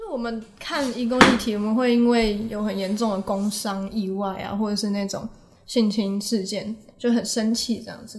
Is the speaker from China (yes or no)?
no; Taipei, Taiwan; 那我是台北人，就是从小到大都在， 在台北